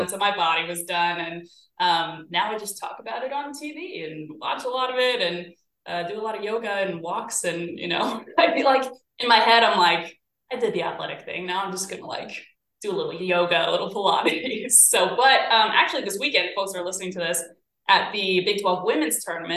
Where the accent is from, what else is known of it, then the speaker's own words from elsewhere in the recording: Lenexa, Kansas, United States; also born or lived in Wyoming; I went to Shawnee Mission West, so I'm from Lenexa specifically, went to high school in Overland Park